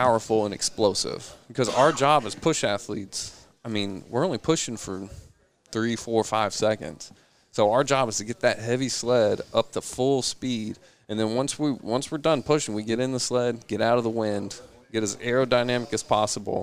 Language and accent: English; Greenville, South Carolina, United States; I'm from Greenville.